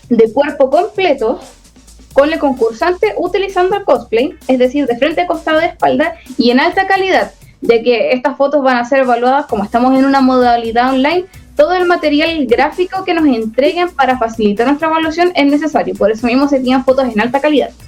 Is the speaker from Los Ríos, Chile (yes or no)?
no; Concepción, Biobío, Chile; soy de Concepción y soy cosplayer hace como 12 años.